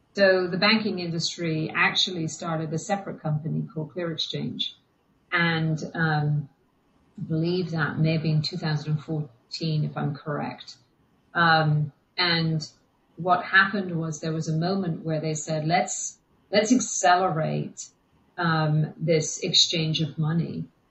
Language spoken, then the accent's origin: English; England, United Kingdom; we grew up in England, but my parents were moving back to Ireland